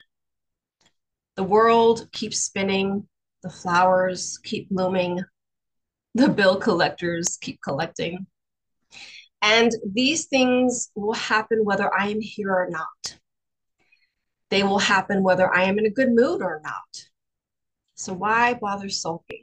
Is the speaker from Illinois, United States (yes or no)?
no; New York City, New York, United States; accent: Brooklyn; moved away as an adult; also born or lived in Florida; my very Brooklyn accent